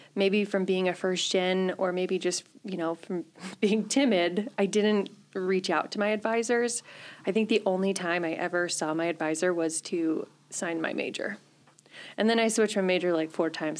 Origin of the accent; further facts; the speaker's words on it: a little town north of Grand Rapids, Michigan, United States; moved away as an adult; also born or lived in Kearney, Nebraska; now in Chadron, United States; I am originally from Michigan